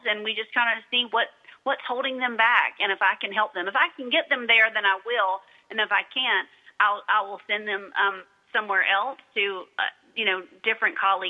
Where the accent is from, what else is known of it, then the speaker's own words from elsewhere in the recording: United States; I'm an American